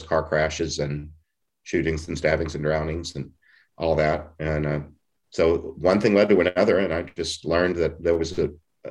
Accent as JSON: {"language": "English", "town": "Beaumont", "region": "Texas", "country": "United States", "moved": "yes", "said": "I was from Southeast Texas, from Beaumont, the Diocese of Beaumont, east of Houston"}